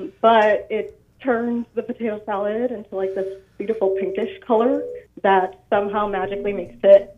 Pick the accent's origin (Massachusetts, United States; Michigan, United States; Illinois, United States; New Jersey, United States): Massachusetts, United States; Boston; now in Portland, United States; I am from Boston, but living in Portland right now.